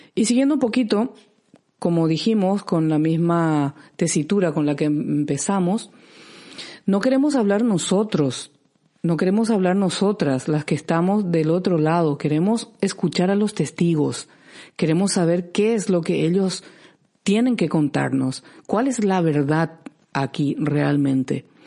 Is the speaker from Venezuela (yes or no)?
no; Paraguay; now in Canary Islands, Spain; yo como paraguaya